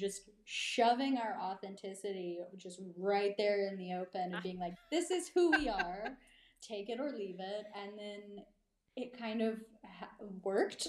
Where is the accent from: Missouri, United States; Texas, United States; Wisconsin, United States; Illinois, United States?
Texas, United States; East; now in Marfa, United States; growing up in East Texas